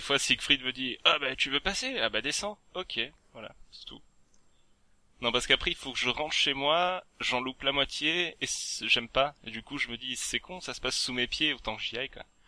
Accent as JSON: {"language": "French", "region": "Provence-Alpes-Côte d'Azur", "country": "France", "accent": "southern / south-east", "moved": "yes", "said": "j'étais retourné chez moi en Provence"}